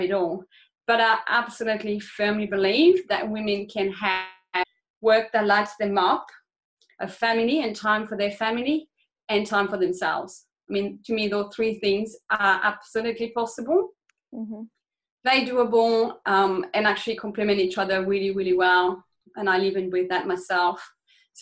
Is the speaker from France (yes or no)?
yes; France; moved away as an adult; now in Australia; I grew up in France. I spent about 20 years of my life there, and then I moved to Australia in my early 20s